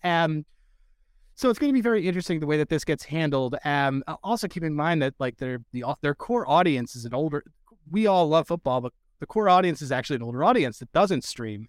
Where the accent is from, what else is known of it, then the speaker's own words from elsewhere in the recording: Philadelphia, Pennsylvania, United States; now in Boston, United States; I'm from Philadelphia, by the way. We just live in Boston